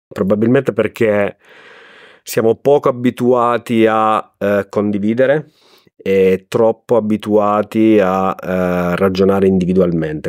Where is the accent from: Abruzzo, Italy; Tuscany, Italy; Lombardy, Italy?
Abruzzo, Italy; moved away as an adult; also born or lived in Riccione; now in Rimini, Italy; io sono abruzzese ma da vent'anni vivo tra Rimini e Riccione